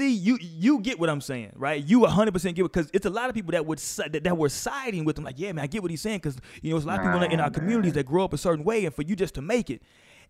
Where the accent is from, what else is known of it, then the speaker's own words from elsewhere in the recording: Houston, Texas, United States; I had the privilege of being and growing up in Houston